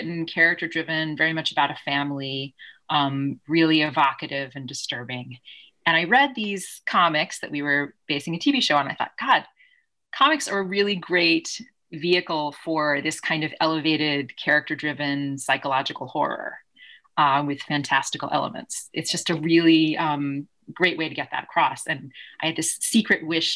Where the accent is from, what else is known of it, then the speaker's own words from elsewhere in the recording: Kentucky, United States; I grew up in Kentucky.